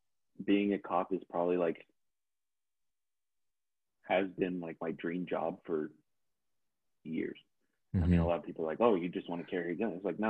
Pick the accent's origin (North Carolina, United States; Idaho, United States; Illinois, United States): Idaho, United States; Pocatello; growing up in Pocatello, Idaho